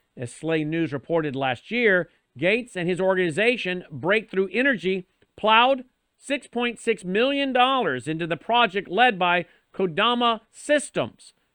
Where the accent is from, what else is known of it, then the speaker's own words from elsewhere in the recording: United States; we as Americans